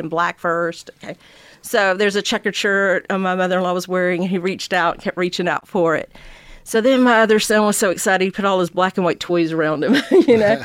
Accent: Georgia, United States; I came back here to Georgia, to my hometown

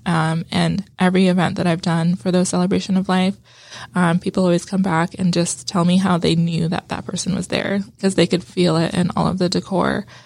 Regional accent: California, United States; moved away as an adult; also born or lived in Las Vegas, Nevada; I grew up in California, but my, and I lived in Vegas for a little while

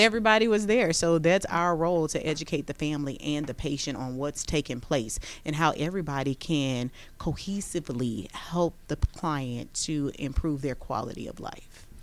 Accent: Baton Rouge, Louisiana, United States; now in Georgia, United States; we're both from Baton Rouge, Louisiana

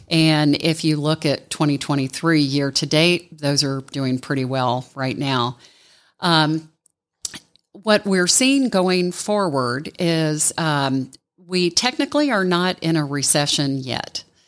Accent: Ohio, United States; now in Atlanta, United States; I grew up in Ohio. I moved to Atlanta in nineteen eighty

